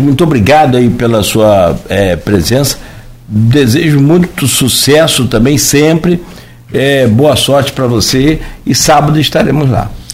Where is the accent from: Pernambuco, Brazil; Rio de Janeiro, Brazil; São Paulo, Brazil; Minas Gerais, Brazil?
Rio de Janeiro, Brazil; Italva; Eu não nasci em Campos, nasci em Itaúva